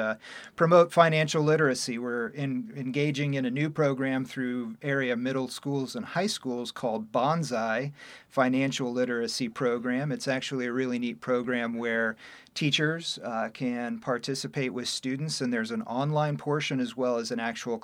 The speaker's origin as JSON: {"language": "English", "town": "Kenton", "region": "Ohio", "country": "United States", "tie": "born or raised there", "also_born_or_lived": "Toledo, Ohio", "said": "I was born and raised in Kenton, Ohio"}